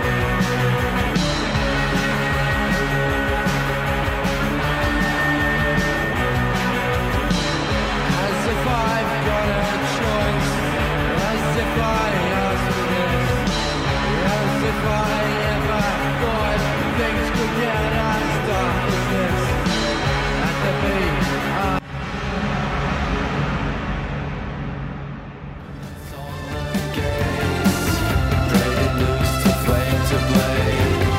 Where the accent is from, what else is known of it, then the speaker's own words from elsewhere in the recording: Sydney, New South Wales, Australia; I'm from Western Sydney.